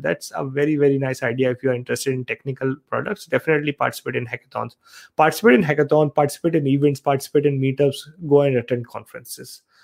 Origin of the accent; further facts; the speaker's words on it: Aligarh, Uttar Pradesh, India; moved away as an adult; also born or lived in Saharanpur; now in Australia; I'm actually from Aligarh, Uttar Pradesh in India. I was born in Saharanpur